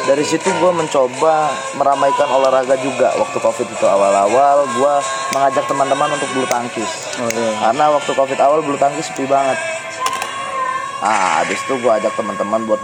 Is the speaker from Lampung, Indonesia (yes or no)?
yes; Rawajitu, Lampung, Indonesia; dulu saya itu aslinya Rawajitu jitu tapi sekarang di Bandar Lampung